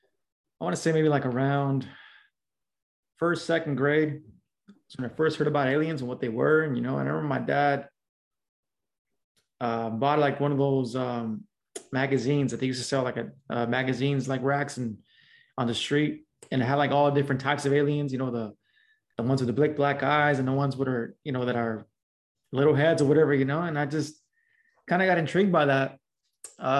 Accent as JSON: {"language": "English", "town": "Los Angeles", "region": "California", "country": "United States", "tie": "born or raised there", "also_born_or_lived": "South LA / Southeast LA", "said": "I grew up in Los Angeles, specifically in a little small barrio. Known as Pacoima."}